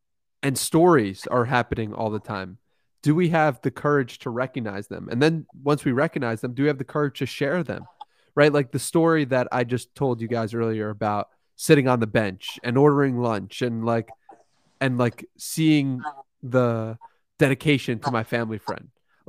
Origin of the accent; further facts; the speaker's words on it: Long Island, New York, United States; But no, I'm actually from New York, Long Island.